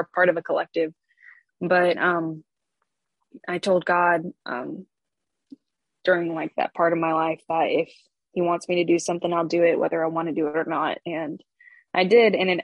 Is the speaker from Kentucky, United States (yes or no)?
no; Aurora, Illinois, United States; I am from Aurora, Illinois, originally. So I was born and raised in the Chicago metro area